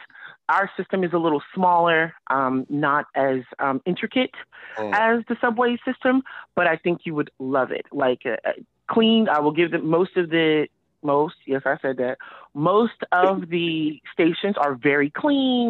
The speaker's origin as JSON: {"language": "English", "region": "New York", "country": "United States", "tie": "born or raised there", "moved": "as an adult", "lives_now": "Virginia, United States", "said": "I'm born and raised in New York"}